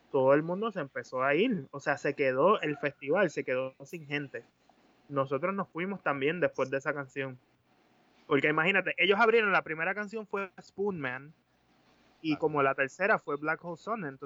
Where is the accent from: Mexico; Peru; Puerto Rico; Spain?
Mexico; aquí yo soy un mexicano